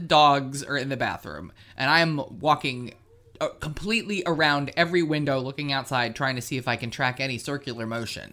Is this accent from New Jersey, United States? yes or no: yes; Willingboro, New Jersey, United States; now in Virginia, United States; in our town where I grew up in Willingboro